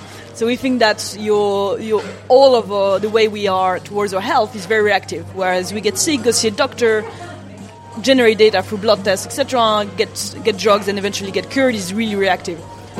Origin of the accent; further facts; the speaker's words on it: Japan; So I grew up in Japan, and actually the behavior towards health is very different.